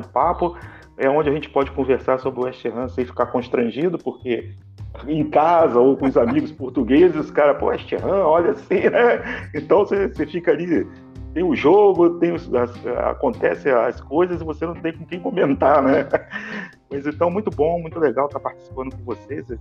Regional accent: Brazil; eu sou brasileiro

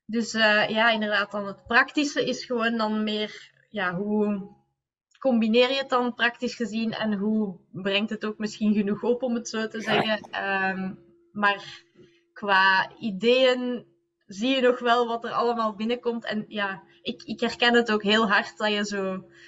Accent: Leuven, Flanders, Belgium; we zijn allebei van Kesselo blijkbaar.

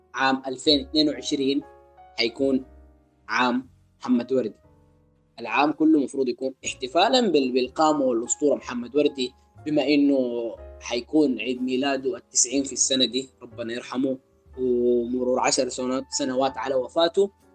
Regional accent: Sudan; احنا عندنا في السودان

